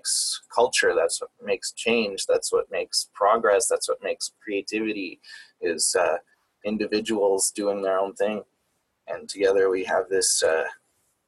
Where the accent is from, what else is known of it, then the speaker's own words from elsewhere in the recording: Canada; I'm Canadian, so I'm not in the States